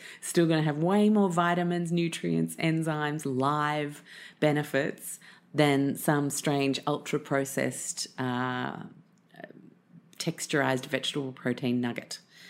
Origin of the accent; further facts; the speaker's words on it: the South, United States; accent: southern; I'm going to spare you my southern accent.